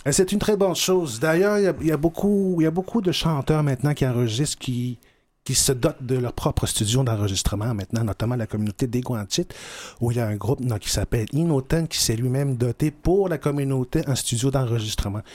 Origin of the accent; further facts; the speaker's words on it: Pessamit, Quebec, Canada; moved away as an adult; now in Montreal, Canada; je suis originaire de Pessin